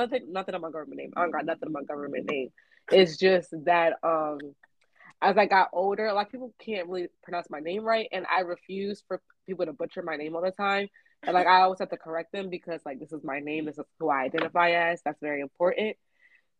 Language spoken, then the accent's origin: English; Maryland, United States; also born or lived in Philadelphia, Pennsylvania; I moved to Maryland when I was about 6 or 7